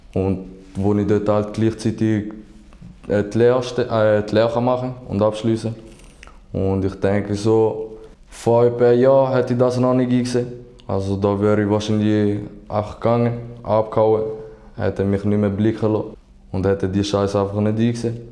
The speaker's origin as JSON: {"language": "German", "region": "St. Gallen", "country": "Switzerland", "tie": "born or raised there", "also_born_or_lived": "Algeria", "lives_now": "Basel, Switzerland", "said": "ich komme ursprünglich aus Algerien, aber bin in St. Gallen aufgewachsen"}